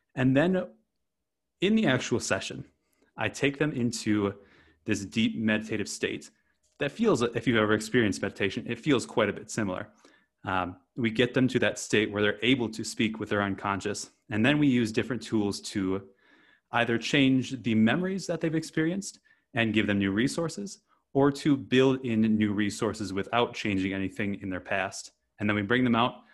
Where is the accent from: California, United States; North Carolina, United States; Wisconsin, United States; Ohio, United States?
Wisconsin, United States; moved away as an adult; I grew up in Wisconsin, of all places, on a rural dairy farm